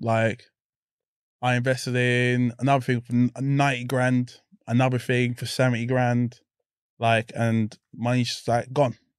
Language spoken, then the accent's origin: English; London, United Kingdom; growing up in South London, it's a mess, isn't it?